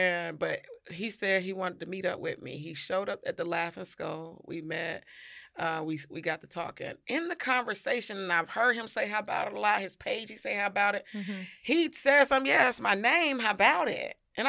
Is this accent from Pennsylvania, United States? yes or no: no; Atlanta, Georgia, United States; because I grew up down here in Atlanta.